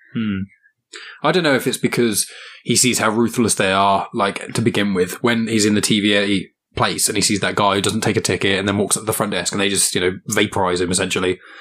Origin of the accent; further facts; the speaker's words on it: England, United Kingdom; I'm just English